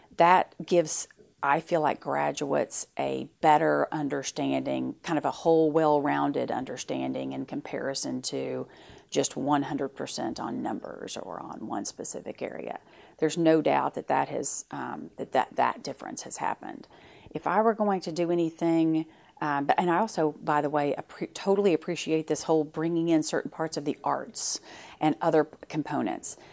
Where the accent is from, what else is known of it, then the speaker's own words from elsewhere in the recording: Fort Smith, Arkansas, United States; I grew up in Fort Smith